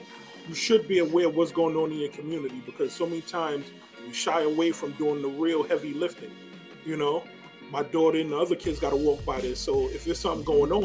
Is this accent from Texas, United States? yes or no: no; New York City, New York, United States; growing up in the Northeast Bronx, I used to live on 219th and Willard Avenue